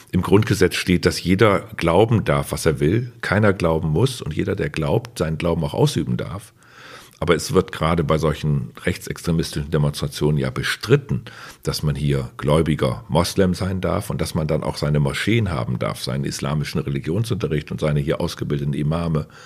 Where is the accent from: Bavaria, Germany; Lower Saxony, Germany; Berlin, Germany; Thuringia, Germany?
Lower Saxony, Germany; Osnabrück; den Osnabrückern in meiner Heimatstadt gesagt haben, so wäre das, wenn hier eine Mauer durch Osnabrück gebaut würde.